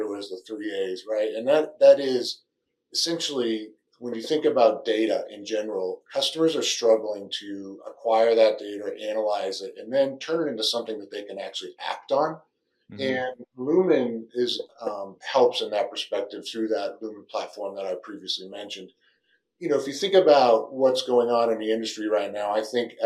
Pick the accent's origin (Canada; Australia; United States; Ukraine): United States; Northeast; moved away as an adult; now in Texas, United States; I'm originally from the Northeast